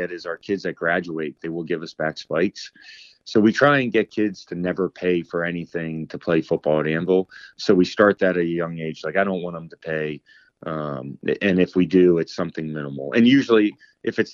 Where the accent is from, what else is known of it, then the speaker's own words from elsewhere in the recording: Annville, Pennsylvania, United States; growing up in Annville